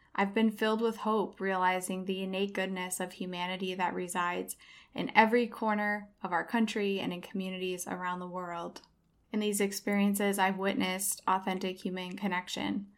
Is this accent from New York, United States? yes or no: no; Iowa, United States; moved away as an adult; also born or lived in southern Spain / Chicago; now in Los Angeles, United States; I have moved from my home state of Iowa to southern Spain for a brief stint, then to Chicago, and finally Los Angeles, where I currently live today.